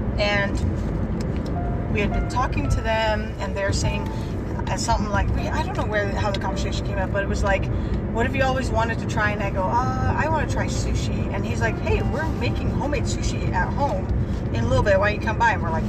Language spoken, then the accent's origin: English; Netherlands; English is a second language; now in Utah, United States; So growing up in Holland, it's also right next to the ocean, a lot of fish.